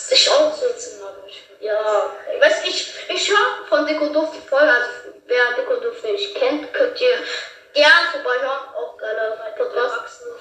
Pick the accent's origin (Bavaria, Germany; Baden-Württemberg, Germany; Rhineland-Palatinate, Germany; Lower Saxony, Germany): Rhineland-Palatinate, Germany; ich komme aus Rheinland-Pfalz, das ist in Österreich